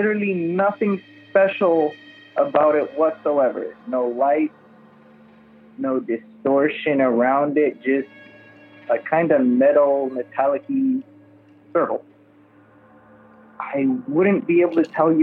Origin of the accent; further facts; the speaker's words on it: Miami, Florida, United States; I'm from Miami, Florida